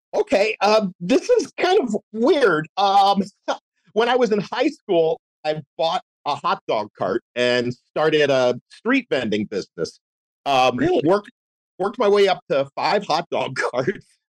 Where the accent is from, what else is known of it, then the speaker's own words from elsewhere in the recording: Philadelphia, Pennsylvania, United States; also born or lived in New York / Seattle; now in Orlando, United States; I grew up in Philadelphia and there was very little country music there